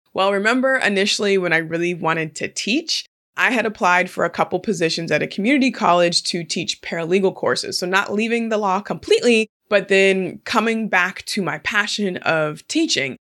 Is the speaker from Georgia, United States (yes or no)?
no; Portland, Oregon, United States; moved away as an adult; now in California, United States; there are just a handful of Black people that are born and raised in Portland, Oregon, and I am one of them.